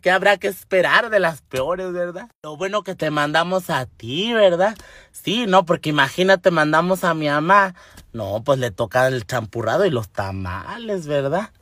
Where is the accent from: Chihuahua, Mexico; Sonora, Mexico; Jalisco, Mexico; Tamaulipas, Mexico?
Chihuahua, Mexico; Temoris; accent: norteño; los mejores tamales se hacen en mi tierra